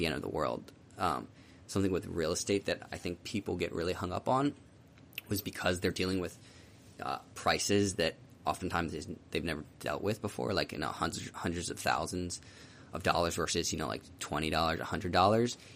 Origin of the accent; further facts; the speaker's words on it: Philadelphia, Pennsylvania, United States; moved away as an adult; also born or lived in Virginia / Southern California; I'm from Philly